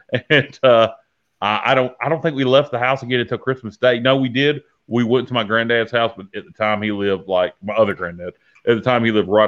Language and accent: English; Eastern North Carolina, United States; growing up in Eastern North Carolina